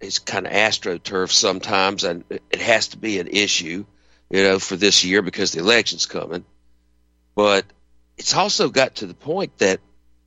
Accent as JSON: {"language": "English", "region": "the American South", "country": "United States", "said": "as a Southerner"}